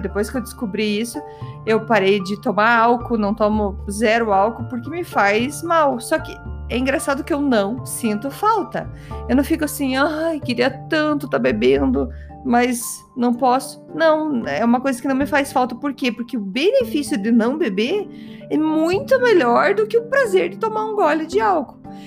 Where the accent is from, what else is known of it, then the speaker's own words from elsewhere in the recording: Curitiba, Paraná, Brazil; accent: curitibano; meu sotaque curitibano